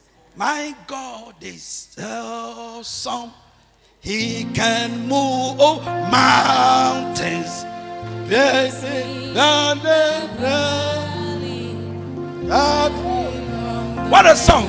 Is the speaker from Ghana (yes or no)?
yes; Kumawu, Ashanti, Ghana; My hometown is called Kumau